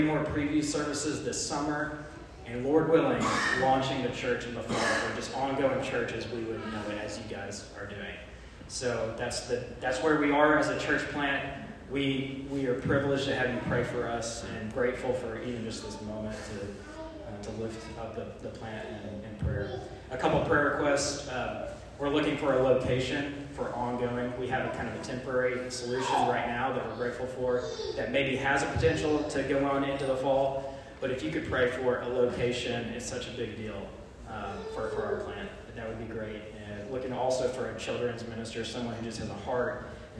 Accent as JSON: {"language": "English", "town": "Peoria", "region": "Illinois", "country": "United States", "moved": "as an adult", "lives_now": "Springfield, United States", "said": "I'm kind of from Peoria area"}